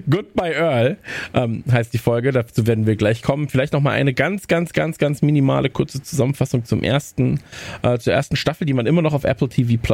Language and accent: German; Netherlands; German is a second language; Keine Kritik bitte. Ich bin Niederländer, ich darf das.